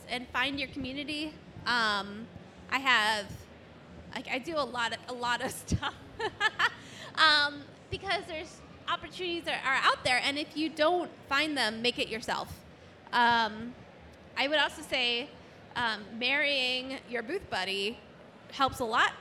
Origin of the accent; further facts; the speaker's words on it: Cleveland, Ohio, United States; I'm from Cleveland